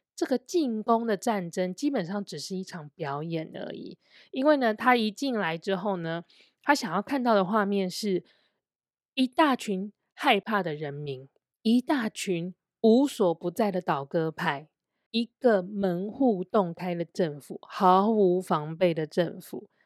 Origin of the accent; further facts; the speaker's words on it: Taiwan; also born or lived in China; 因为我是台湾人，然后我的交友圈也是比较多外籍的人，不是本地人